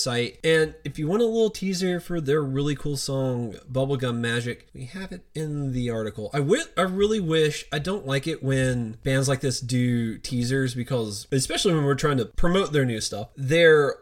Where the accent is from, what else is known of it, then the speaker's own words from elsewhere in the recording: the South, United States; I grew up in the South.